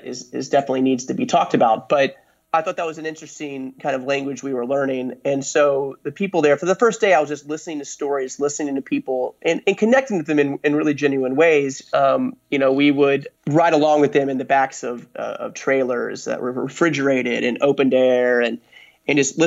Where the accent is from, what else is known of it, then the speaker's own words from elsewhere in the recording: United States; I'm an American